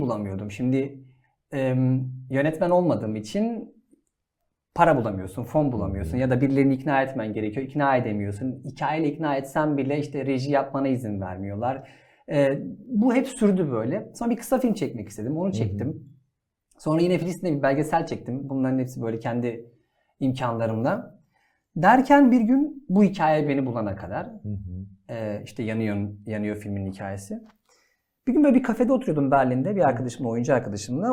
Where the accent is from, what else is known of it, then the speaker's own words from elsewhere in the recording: Adana, Turkey; Adanalıyım ben de.